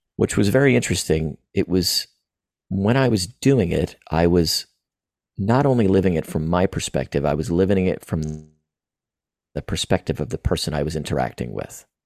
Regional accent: Florida, United States; also born or lived in East Tennessee; I was born and raised in Florida, um, currently in Florida now

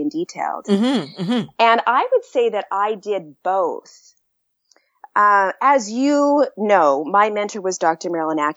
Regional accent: Canada; moved away; also born or lived in United States; I'm Canadian

